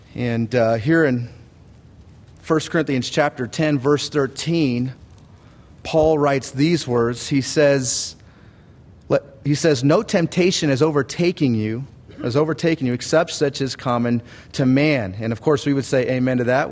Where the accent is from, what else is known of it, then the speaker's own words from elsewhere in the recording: United States; I was from America